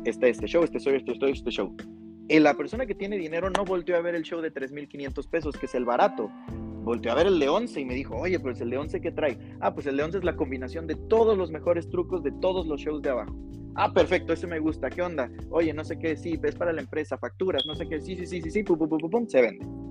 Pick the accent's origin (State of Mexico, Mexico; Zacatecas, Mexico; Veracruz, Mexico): Veracruz, Mexico; now in Guadalajara, Mexico; soy de Veracruz